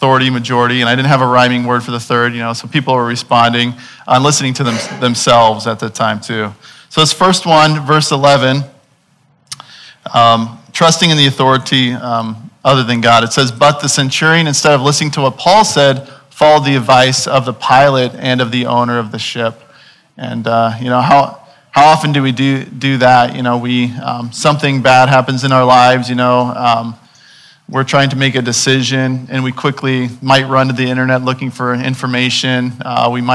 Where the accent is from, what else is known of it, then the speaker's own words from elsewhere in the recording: Illinois, United States; I'm from Illinois, and you know, I'm from surrounded by seas of corn